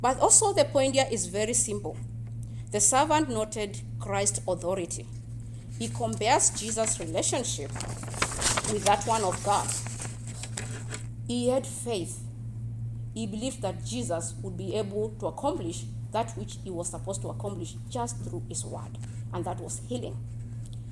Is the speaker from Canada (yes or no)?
no; Kenya; moved away; I am from Kenya. And in our culture back in Kenya